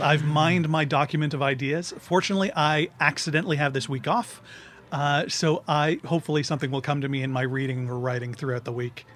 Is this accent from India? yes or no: no; Grimsby, Ontario, Canada; moved away; I'm from Grimsby.